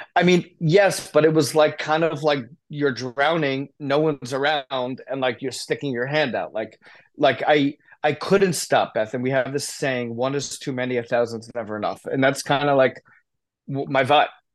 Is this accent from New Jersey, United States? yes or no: yes; Short Hills, New Jersey, United States; also born or lived in Indiana; I grew up in North Jersey, Short Hills, New Jersey, great family